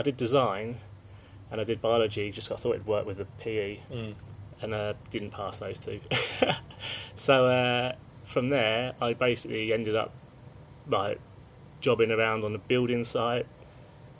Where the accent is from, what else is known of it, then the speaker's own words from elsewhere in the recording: Woking, South East England, United Kingdom; I'm from Woking. I still live there. Yeah. I lived there all my life.